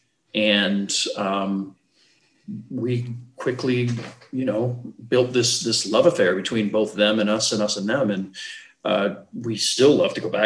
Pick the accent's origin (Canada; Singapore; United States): Canada; we're Canadian